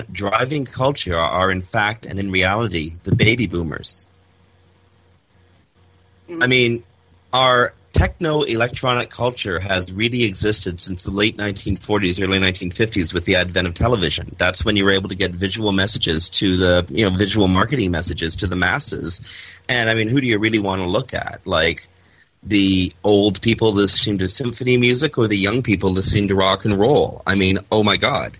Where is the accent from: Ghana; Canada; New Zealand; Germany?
Canada; Toronto, Ontario; moved away; my old suburb, Etobicoke, where I grew up